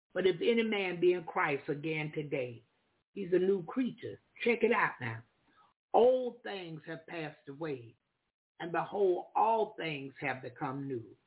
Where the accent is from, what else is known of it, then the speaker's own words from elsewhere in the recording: Florida, United States; I'm from the South. I'm from Florida in the United States of America. I'm from Florida